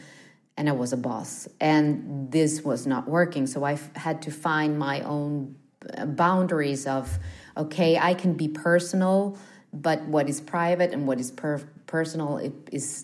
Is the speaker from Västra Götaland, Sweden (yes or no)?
no; Stockholm, Stockholm County, Sweden; I grew up in the Studio One at the TV house here in Stockholm